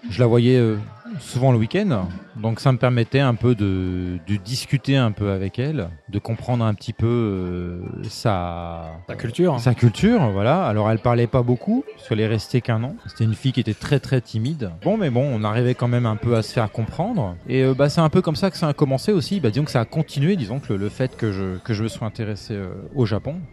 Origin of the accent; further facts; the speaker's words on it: Montargis, Centre-Val de Loire, France; moved away as an adult; also born or lived in Paris; je suis de, je suis de Montargis, pas très loin de donc Orléans, Loiret, 45